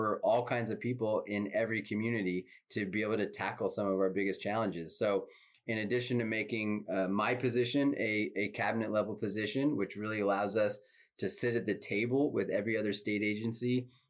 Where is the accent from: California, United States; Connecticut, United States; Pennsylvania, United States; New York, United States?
California, United States; Northern; as mayor of the town I grew up in Northern California